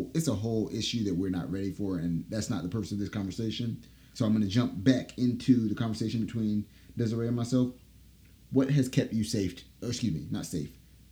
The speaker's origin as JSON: {"language": "English", "town": "Durham", "region": "North Carolina", "country": "United States", "also_born_or_lived": "Greensboro, North Carolina", "said": "So we're actually both from Durham, but met in Greensboro. Had no clue we were both from Durham. And now look, we're back in Durham married"}